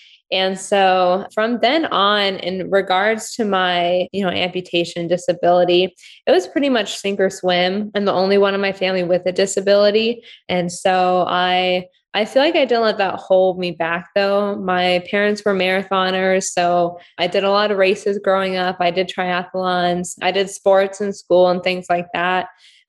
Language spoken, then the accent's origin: English; Ukraine; born there; So when I was born in Ukraine.